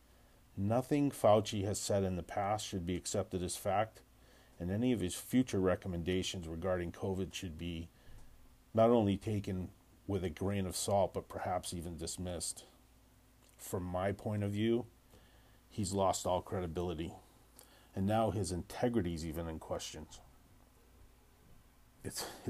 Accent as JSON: {"language": "English", "country": "United States", "said": "as an American"}